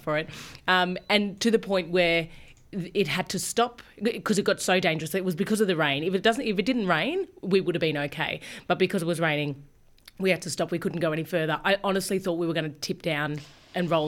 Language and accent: English; Australia; also born or lived in Fiji; I was there as an Aussie volunteer